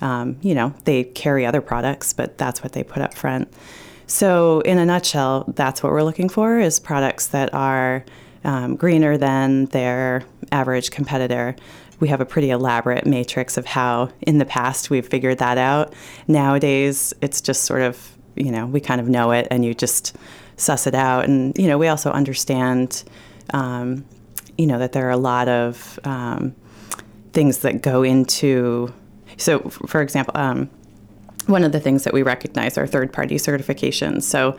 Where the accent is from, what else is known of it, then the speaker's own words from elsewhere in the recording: Northampton, Massachusetts, United States; I was raised by hippies in Western Massachusetts in the 70s. You know, we lived in Northampton, Mass.